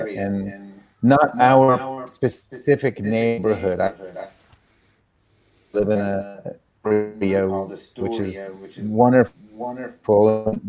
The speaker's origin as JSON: {"language": "English", "country": "United States", "tie": "born or raised there", "said": "I was born in the States, but my mother's Austrian."}